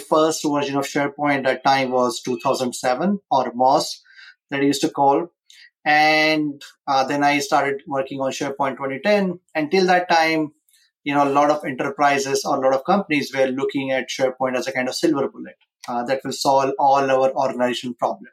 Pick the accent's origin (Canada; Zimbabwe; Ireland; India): India; moved away as an adult; now in United States; I was born and raised in India